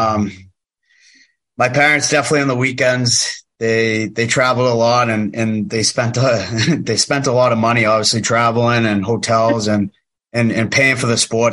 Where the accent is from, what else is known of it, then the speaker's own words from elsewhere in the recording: Weymouth, Massachusetts, United States; moved away; I'm from just south of Boston in Massachusetts, Weymouth, Massachusetts.